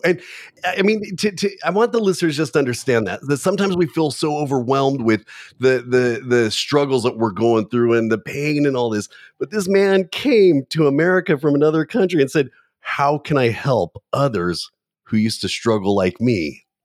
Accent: Southern California, United States; when I was growing up in Southern California

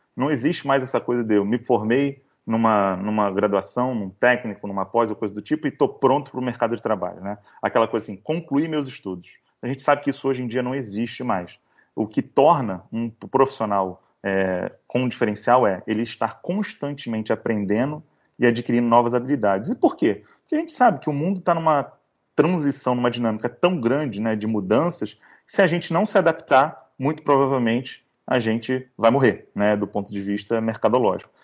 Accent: Niterói, Rio de Janeiro, Brazil; now in Rio de Janeiro, Brazil; sou carioca de Niterói, né? Aquele que nasceu em Niterói e agora mora no Rio

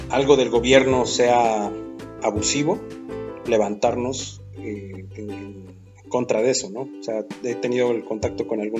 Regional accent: Mexico; Como mexicanos, sí, todos nos quejamos y todo, todo se lo delegamos al gobierno

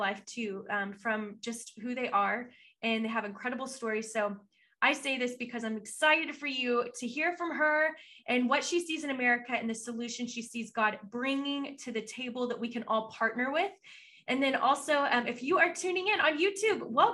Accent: Texas, United States; I'm a Texan

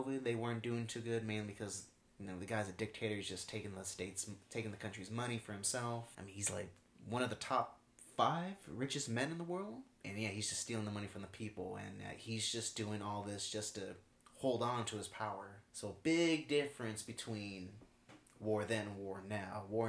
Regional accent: United States; as American

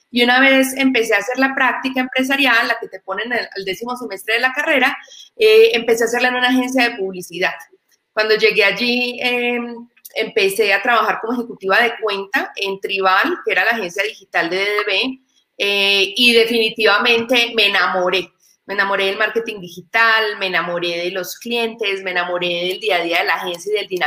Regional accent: Medellín, Antioquia, Colombia; como decimos en mi tierra, en Medellín, la comba al palo

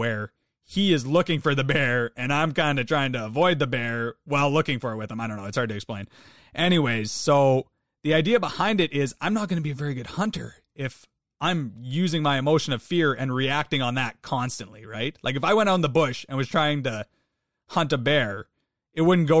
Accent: Canada; I'm Canadian.

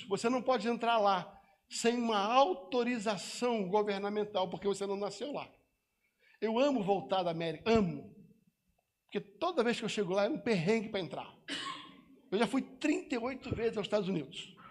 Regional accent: Brazil; A minha autoridade para entrar e sair do Brasil é porque eu nasci no Brasil.

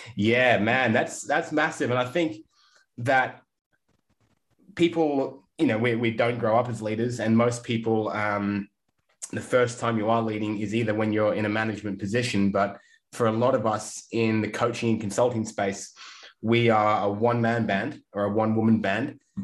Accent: England, United Kingdom; now in Australia; I grew up in England and didn't grow up near the beach.

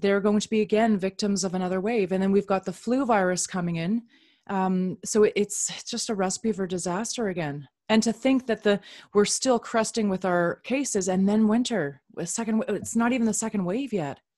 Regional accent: Canada; also born or lived in Upper Manhattan, New York; now in New York, United States; I'm a Canadian

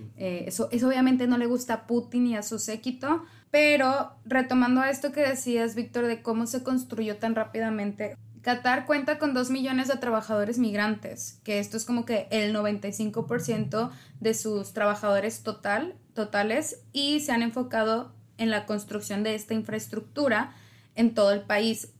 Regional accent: Mexico; somos 130 millones de mexicanos

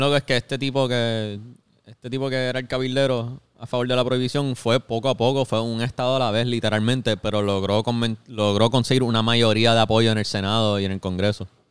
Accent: Puerto Rico

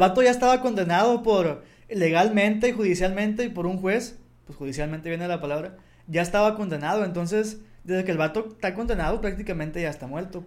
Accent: Mexico; en México o en mi país o en mi ciudad

